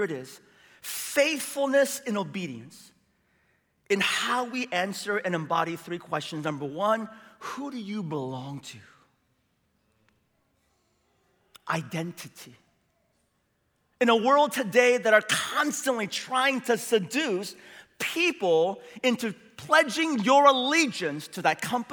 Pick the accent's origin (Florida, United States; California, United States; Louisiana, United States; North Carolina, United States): California, United States; San Francisco; now in Seattle, United States; I grew up in San Francisco